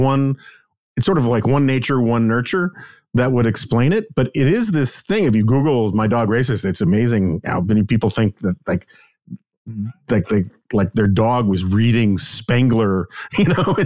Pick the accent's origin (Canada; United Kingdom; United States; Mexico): United States; New York City, New York; growing up in New York City, not far from Barnard College